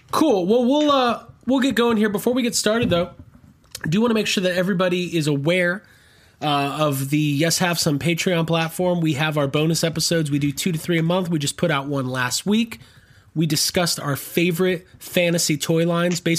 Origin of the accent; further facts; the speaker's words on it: New Orleans, Louisiana, United States; I'm like from New Orleans. I'm like one of those New Orleans